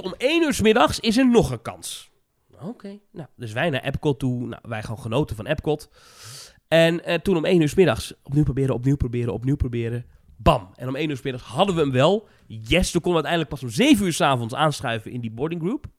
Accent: Netherlands; Ik ben een Nederlander

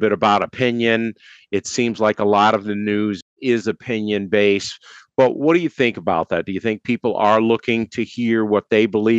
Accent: Mount Clemens, Michigan, United States; I'm from Mount Clemens.

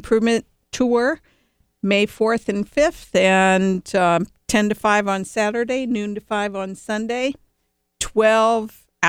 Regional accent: Cleveland, Ohio, United States; Then I'm from Cleveland.

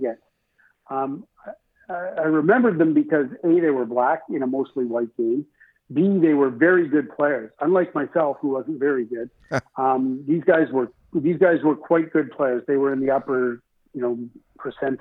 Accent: Toronto, Ontario, Canada; I grew up in Scarborough as well.

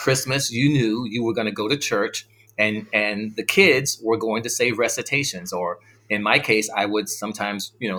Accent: South Carolina, United States; born or raised there; also born or lived in New York City, New York, United States

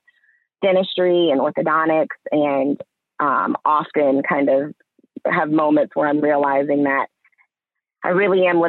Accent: Alpharetta, Georgia, United States; also born or lived in Washington, D.C.; I grew up in Alpharetta, Georgia

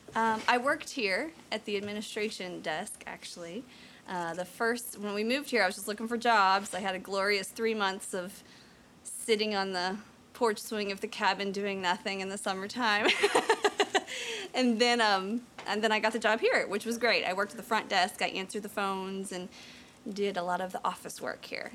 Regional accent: Washington, Missouri, United States; moved away as an adult; also born or lived in Garden City, Missouri / Kansas City; now in Mountain View, United States; I was born in Garden City, Missouri, and then um, grew up most of the time in Washington, Missouri, which is about an hour outside of St. Louis on the Missouri River

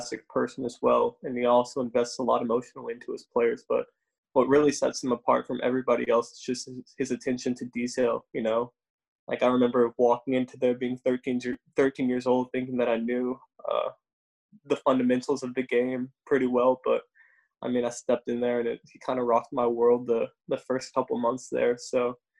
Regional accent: Austin, Texas, United States; also born or lived in Round Rock, Texas; the people that I grew up with in Austin

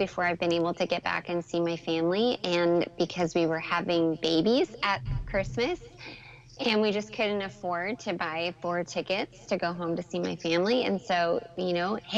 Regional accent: Canada; moved away; growing up in Canada where Santa Claus lives

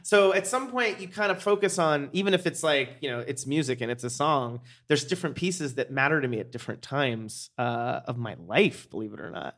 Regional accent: Pennsylvania, United States; moved away; I grew up in Pennsylvania

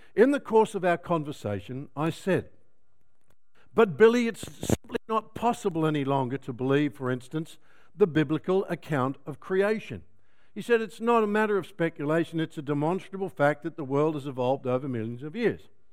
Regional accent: Melbourne, Victoria, Australia; I come from Melbourne, where it rains a lot.

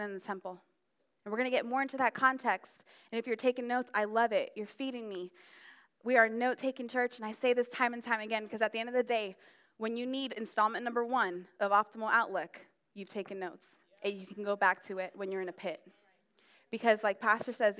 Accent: Florida, United States; also born or lived in New Jersey; now in Maryland, United States; Even though I was born in Jersey, I mean, I've been raised in Florida, and that's considered the South

